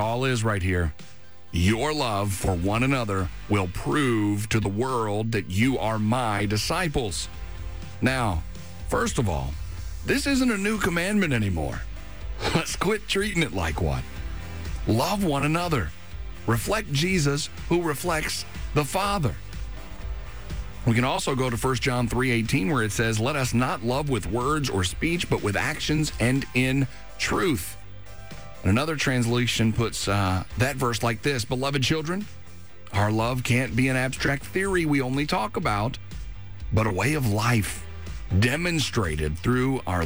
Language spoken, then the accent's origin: English; Kentucky, United States; moved away; my home state. Montgomery County, Kentucky